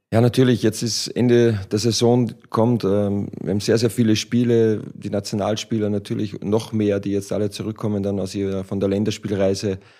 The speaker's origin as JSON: {"language": "German", "country": "Austria", "moved": "as an adult", "lives_now": "Frankfurt, Germany", "said": "Ich als Ösi"}